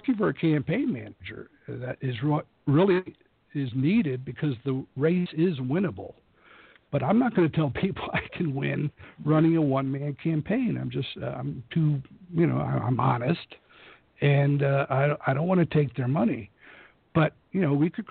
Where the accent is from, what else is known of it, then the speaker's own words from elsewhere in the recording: San Antonio, Texas, United States; also born or lived in Austin, Texas; now in West Texas, United States; I was born and raised in San Antonio, and I finished up my school at UT Austin